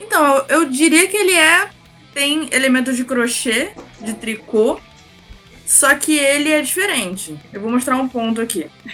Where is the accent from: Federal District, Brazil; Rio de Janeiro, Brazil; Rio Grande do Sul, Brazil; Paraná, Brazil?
Rio de Janeiro, Brazil; eu sou do Rio de Janeiro